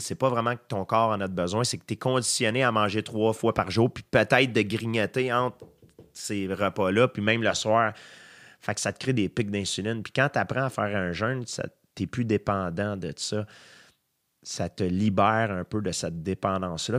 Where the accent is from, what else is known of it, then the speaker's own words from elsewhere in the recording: Saint-Isidore, Quebec, Canada; moi, je viens de Saint-Isidore, donc fallait qu'on on avait une longue ride d'autobus à prendre pour se rendre à l'école.